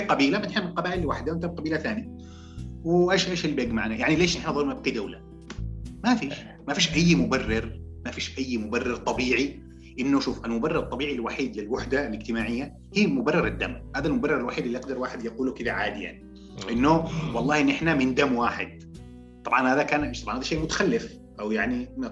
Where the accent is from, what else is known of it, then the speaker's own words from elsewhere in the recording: Yemen; عندنا في اليمن